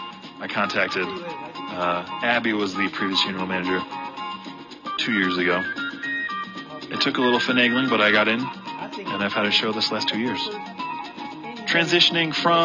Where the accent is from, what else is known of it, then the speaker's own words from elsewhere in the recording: Iowa City, Iowa, United States; I was born and raised in Iowa City.